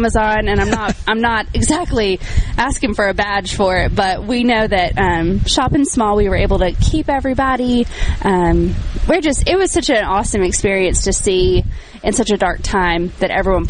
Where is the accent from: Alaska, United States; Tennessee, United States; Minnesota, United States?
Tennessee, United States; Nashville; I'm from Nashville, so I know a little bit of humidity